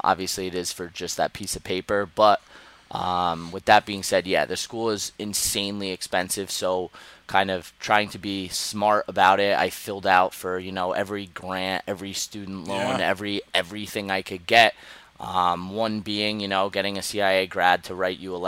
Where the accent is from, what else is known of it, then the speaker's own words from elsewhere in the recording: Sussex County, New Jersey, United States; also born or lived in Las Vegas / Colorado / Europe / upstate New York; I grew up in Jersey. I'm originally from up north, Sussex County